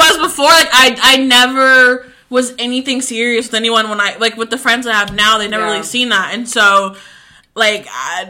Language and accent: English; Tucker, Georgia, United States; Low-key, I think it's because I grew up in Tucker.